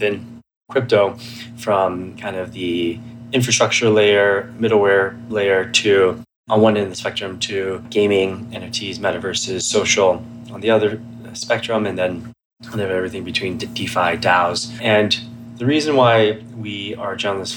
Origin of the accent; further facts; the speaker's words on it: Atlanta, Georgia, United States; also born or lived in Shima, China / Menlo Park, California; I grew up in Atlanta, Georgia